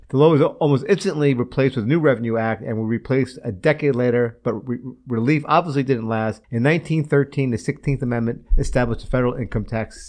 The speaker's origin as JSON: {"language": "English", "town": "Valley Stream", "region": "New York", "country": "United States", "tie": "born or raised there", "said": "my hometown in Valley Stream"}